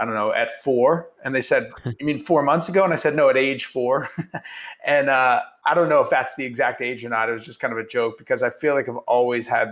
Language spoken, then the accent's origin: English; Youngstown, Ohio, United States; I was born in Youngstown, Ohio, and grew up there